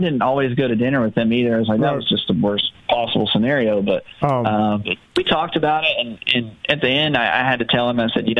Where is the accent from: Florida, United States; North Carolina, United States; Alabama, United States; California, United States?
North Carolina, United States; Concord; I was a kid from Concord, North Carolina. You know, it's NASCAR country